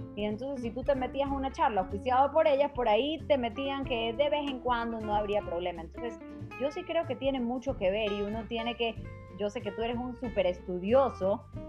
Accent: Ecuador; nosotros mismos como ecuatorianos

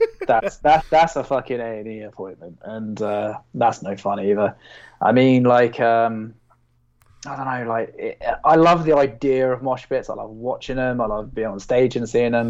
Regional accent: Basingstoke, South East England, United Kingdom; I'm from Basingstoke

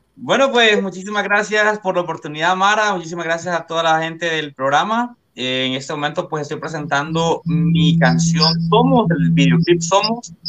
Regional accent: Comayagua, Honduras; yo soy de Comayagua, soy de Comayagua, Honduras

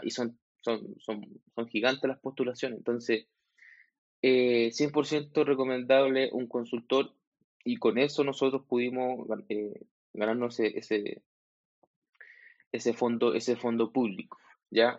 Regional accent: Chile; soy chileno, tengo 32 años

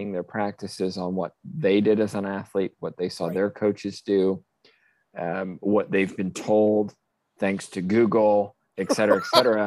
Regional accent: England, United Kingdom; moved away as an adult; also born or lived in Texas / Arkansas / Oklahoma; now in Florida, United States; I'm originally from England. I did a lot of my undergrad and graduate work in England before moving to the US

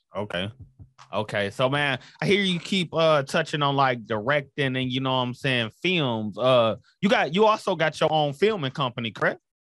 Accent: Flint, Michigan, United States; I'm from Flint, Michigan

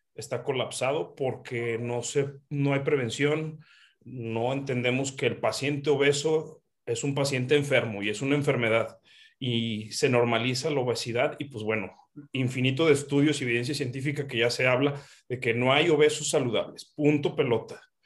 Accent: Mexico; somos mexicanos

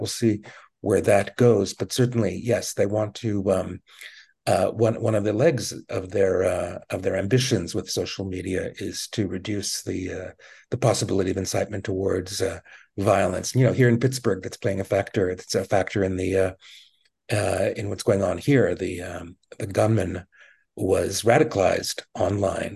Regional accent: Montreal, Quebec, Canada; moved away; I grew up in Montreal.

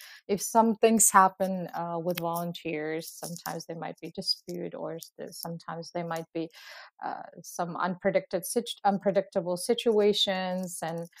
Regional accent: Uzbekistan; English is a second language; now in Canada; I come from Uzbekistan. For many of you who don't know Uzbekistan, because I was surprised actually that a lot of people don't know Uzbekistan

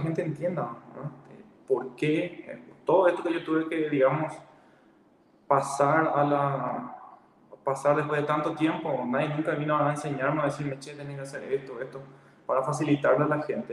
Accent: Ciudad del Este, Alto Paraná, Paraguay; moved away as an adult; also born or lived in Minas Gerais, Brazil; soy de Ciudad del Este.

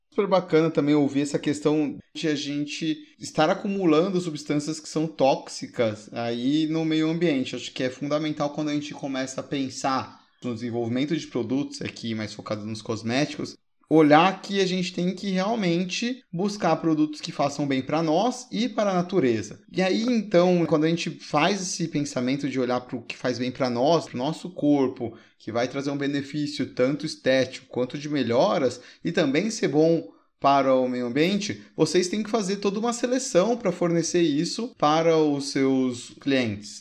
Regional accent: Brazil; nós como brasileiros

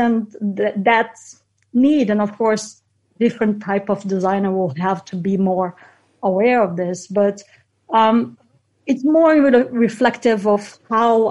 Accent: Brazil; moved away as an adult; also born or lived in United Kingdom / Netherlands; I come from Brazil and I did social work when I was 17

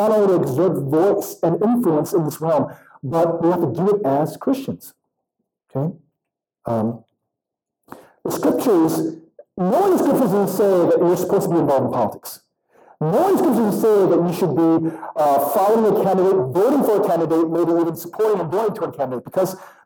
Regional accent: South Korea; now in United States; I was born in South Korea, but I was naturalized. And so I'm a citizen of the United States.

